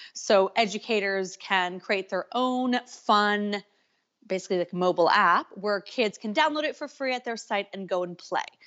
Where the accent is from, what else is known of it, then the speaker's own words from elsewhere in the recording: California, United States; now in Canada; I'm from California, living in Canada.